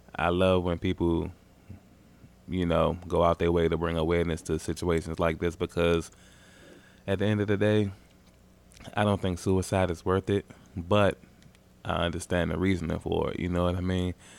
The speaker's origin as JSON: {"language": "English", "region": "Maryland", "country": "United States", "said": "I'm from Maryland"}